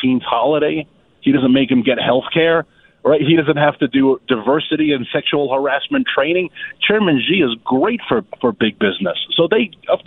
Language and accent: English; New York City, New York, United States; now in Virginia, United States; growing up in Queens